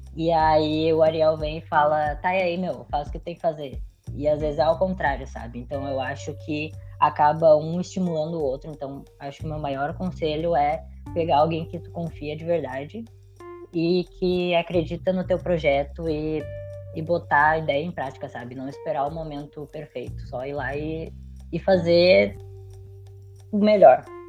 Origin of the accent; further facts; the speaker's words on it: Porto Alegre, Rio Grande do Sul, Brazil; Eu moro a vida inteira em Porto Alegre. Eu nasci em Porto Alegre